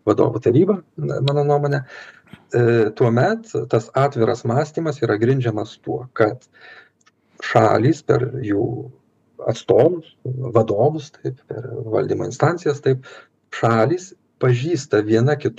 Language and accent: Lithuanian; Lithuania; mes lietuviai galime didžiuotis savo lietuviškąja tapatybe